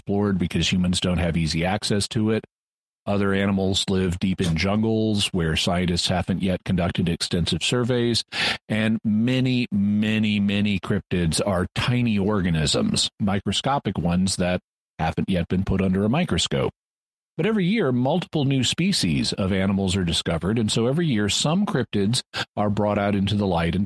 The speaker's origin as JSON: {"language": "English", "country": "United States", "accent": "American", "said": "my native accent is one of the American accents"}